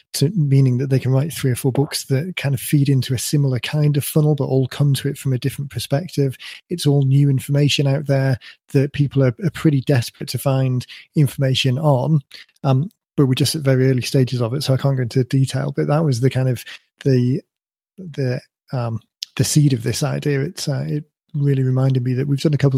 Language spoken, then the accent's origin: English; United Kingdom; my kind of UK credentials